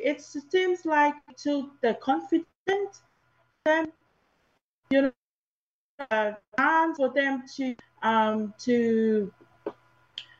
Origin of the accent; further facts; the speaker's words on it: Tonga; moved away as an adult; now in New Zealand; I was in Tonga until 2017